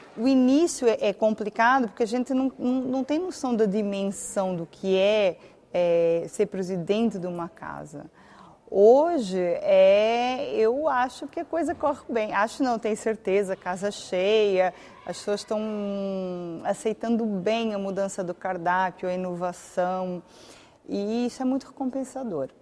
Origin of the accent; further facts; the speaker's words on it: Algarve, Portugal; moved away as an adult; now in Campinas, Brazil; Eu sou do Algarve.